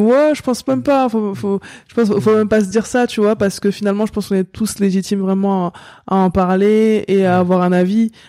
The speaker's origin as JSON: {"language": "French", "town": "La Courneuve", "region": "Île-de-France", "country": "France", "tie": "born or raised there", "said": "j'ai grandi comme je disais à la Courneuve"}